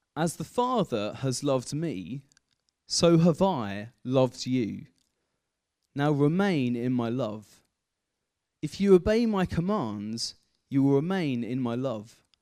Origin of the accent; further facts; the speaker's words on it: Kent, South East England, United Kingdom; moved away as an adult; also born or lived in Aldridge; I grew up in Kent, spent the first eighteen years of my life in Kent